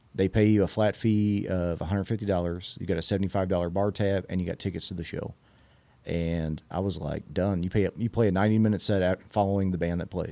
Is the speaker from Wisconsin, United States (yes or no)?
no; Red Bud, Illinois, United States; now in Evansville, Illinois, United States; I'm originally from, uh, a little town called Redbud, Illinois